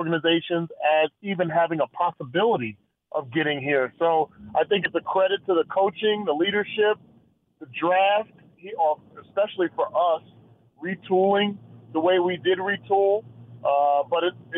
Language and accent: English; Bayonne, New Jersey, United States; moved away as an adult; also born or lived in Iowa / Kansas City; I'm born and raised in Bayonne, New Jersey, about 5 minutes from New York City